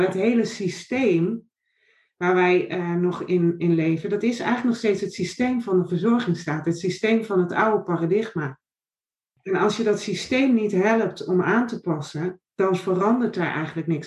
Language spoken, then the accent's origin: Dutch; Noordoostpolder, Flevoland, Netherlands; moved away as an adult; also born or lived in Nijmegen; Ik ben opgegroeid in de Noordoostpolder op een boerderij